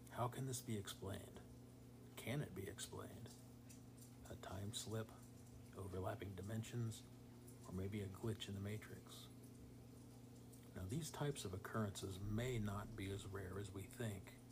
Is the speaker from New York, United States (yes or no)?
no; Ohio, United States; I was born and raised in Ohio